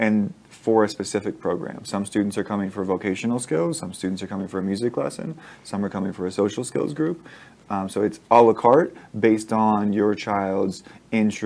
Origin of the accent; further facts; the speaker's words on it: Las Vegas, Nevada, United States; I'm born and raised in Las Vegas. Went to Durango High School